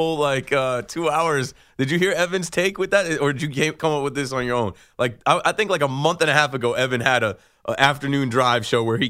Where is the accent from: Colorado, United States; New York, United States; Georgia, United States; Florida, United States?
New York, United States; But I'm a New Yorker. I'm here every day.